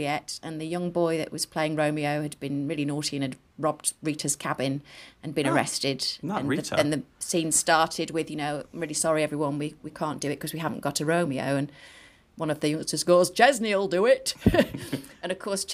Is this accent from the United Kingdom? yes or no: yes; the north of England, United Kingdom; accent: Northern; my Northern accent